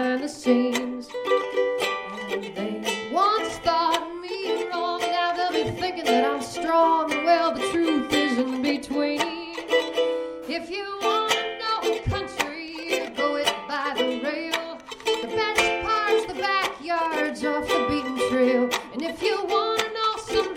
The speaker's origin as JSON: {"language": "English", "town": "Rockford", "region": "Illinois", "country": "United States", "tie": "born or raised there", "said": "Bought a building in my hometown of Rockford, Illinois"}